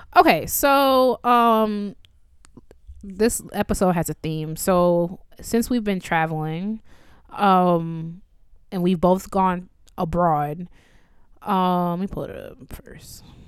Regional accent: Chicago, Illinois, United States; I'm from the Midwest. I ain't never seen no. I'm from Chicago

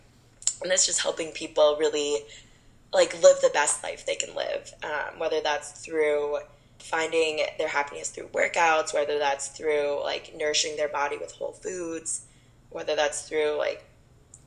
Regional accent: Camarillo, California, United States; I was born and raised in California basically my entire life before I went to college. Born up in Northern California

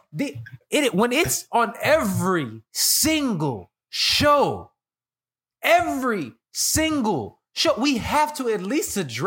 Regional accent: Chicago, Illinois, United States; moved away; I'm Chicago dude from the Midwest. It's always chilly up there.

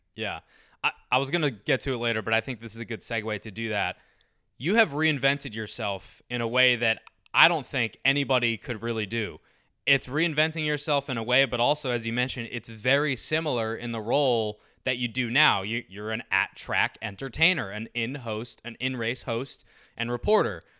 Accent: Maryland, United States; I'm from Maryland

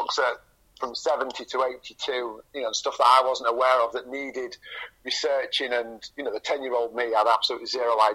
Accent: Scarborough, Yorkshire and the Humber, United Kingdom; also born or lived in Cottingham; I was living in Scarborough at that time. We still hadn't moved across

